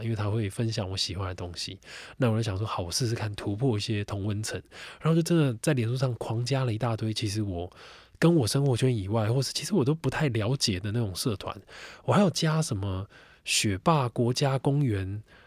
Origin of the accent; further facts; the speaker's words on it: Xinzhuang, New Taipei, Taiwan; 我在新庄长大，那我对新庄好比说南京庄，好比说新庄老街这边，此有功，等等